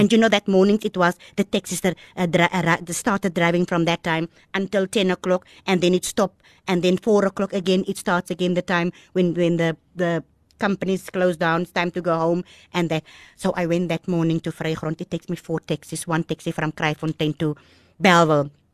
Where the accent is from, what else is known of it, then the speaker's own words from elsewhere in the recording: Malmesbury, Western Cape, South Africa; first language Afrikaans; English is a second language; moved away; also born or lived in Kraaifontein; I was born in Mamasbury